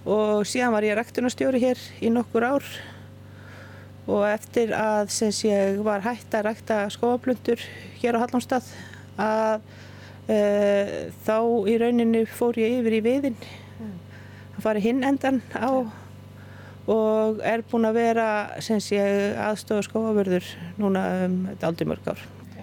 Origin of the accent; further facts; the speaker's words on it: Iceland; moved away as an adult; also born or lived in Hallormsstaður; ég er uppalinn í Mörgdalufjallum